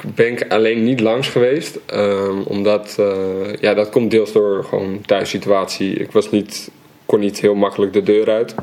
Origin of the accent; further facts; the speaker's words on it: Amsterdam, North Holland, Netherlands; In Amsterdam-Oost, ehm, in de Watergasmeer.